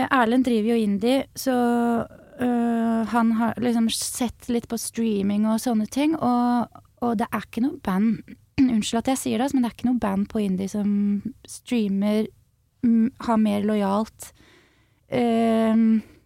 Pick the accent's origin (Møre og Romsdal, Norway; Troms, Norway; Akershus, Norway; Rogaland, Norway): Akershus, Norway; Skjetten